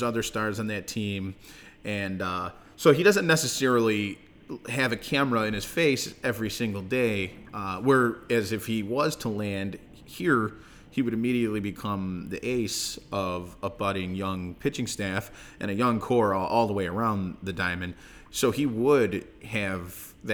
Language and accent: English; Chicago, Illinois, United States; I'm from Chicago